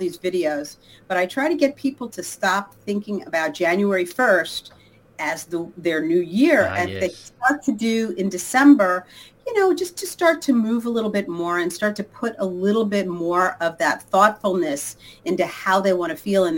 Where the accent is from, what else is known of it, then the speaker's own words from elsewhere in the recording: Long Island, New York, United States; moved away as an adult; now in Los Angeles, United States; I grew up in Long Island outside of New York